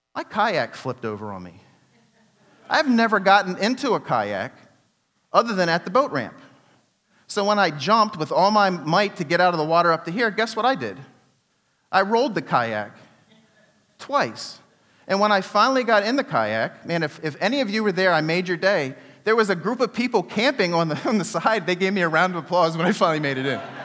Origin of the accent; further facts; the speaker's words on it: United States; I'm from Washington